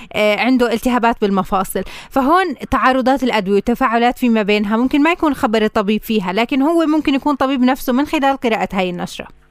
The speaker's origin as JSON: {"language": "Arabic", "country": "Palestine", "said": "عندنا بفلسطين"}